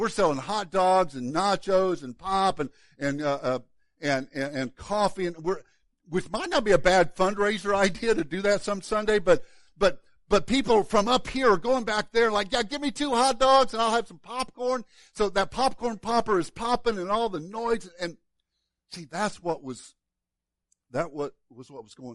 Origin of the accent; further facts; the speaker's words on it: Illinois, United States; moved away; I was born in Illinois.